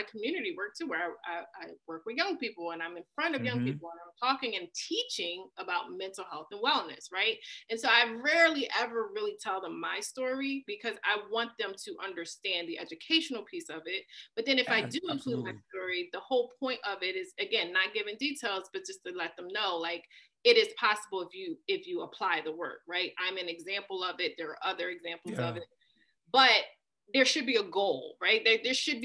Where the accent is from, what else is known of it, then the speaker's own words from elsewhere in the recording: Philadelphia, Pennsylvania, United States; being born and raised in Philly and one of the toughest parts of Philly